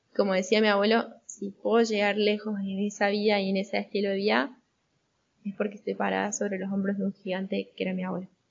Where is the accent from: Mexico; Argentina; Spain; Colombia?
Argentina; Yo soy argentina, tengo 23 años